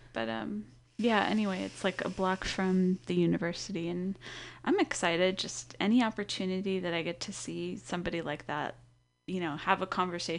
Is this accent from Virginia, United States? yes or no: no; Los Angeles, California, United States; it was pretty much like the …, because I was from Los Angeles